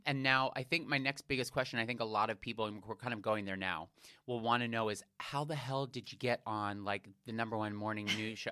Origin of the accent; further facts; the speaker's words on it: Unionville, Pennsylvania, United States; moved away; I'm from Unionville, which is like the tiny town near Westchester